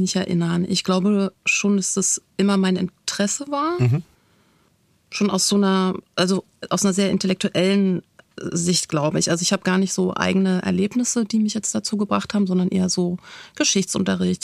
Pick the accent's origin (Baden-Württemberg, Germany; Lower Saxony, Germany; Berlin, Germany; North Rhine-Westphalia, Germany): Berlin, Germany; für mich als Berlinerin